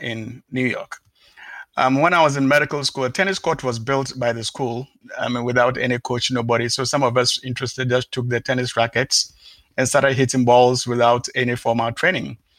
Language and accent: English; Ghana; moved away; originally I come from Ghana, so I visit the place back almost like twice a year